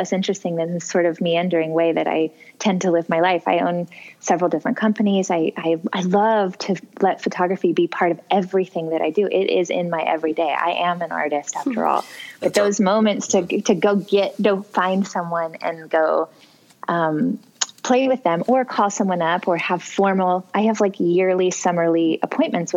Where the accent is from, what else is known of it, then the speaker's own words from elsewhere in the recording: Missouri, United States; my home state of Missouri